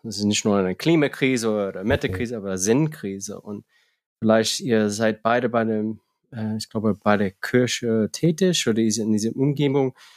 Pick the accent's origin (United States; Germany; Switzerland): United States; moved away; als Amerikaner